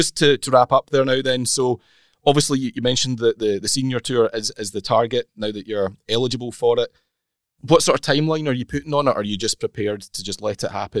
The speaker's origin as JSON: {"language": "English", "region": "Scotland", "country": "United Kingdom", "said": "we're Scottish"}